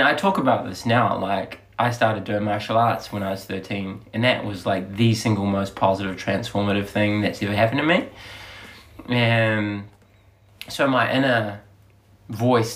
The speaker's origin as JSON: {"language": "English", "region": "Auckland", "country": "New Zealand", "tie": "born or raised there", "said": "I grew up in Glenelg, West Auckland."}